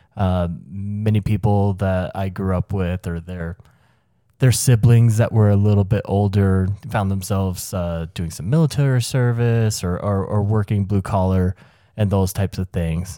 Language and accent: English; the South, United States; where I grew up in the South